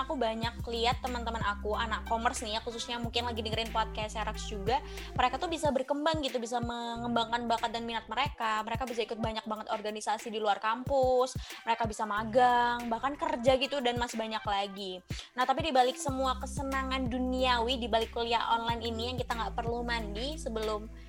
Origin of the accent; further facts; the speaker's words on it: Malang, East Java, Indonesia; now in Surabaya, Indonesia; aku langsung pesan tiket kereta gitu ya dari Surabaya ke Malang ke kota aku, karena panik juga gitu ya, sebagai anak rantau yang nggak rantau-rantau banget, karena Malang tuh deket tapi tapi tetap aja rantau gitu ya